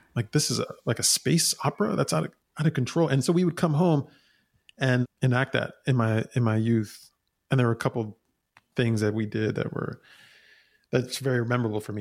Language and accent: English; New York City, New York, United States; I was born and raised in New York City, in Queens, New York.